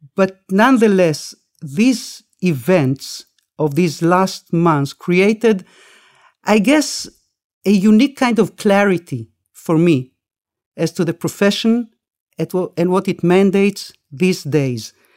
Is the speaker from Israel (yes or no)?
yes; Israel; also born or lived in Argentina; I wasn't born in this country. I, we made Aliyah. We came to Israel from Argentina when I was six with my parents